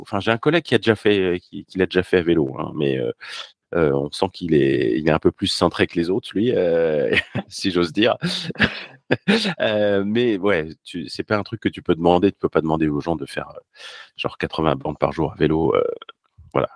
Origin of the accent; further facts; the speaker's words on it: Paris, Île-de-France, France; also born or lived in Normandy; je suis parisien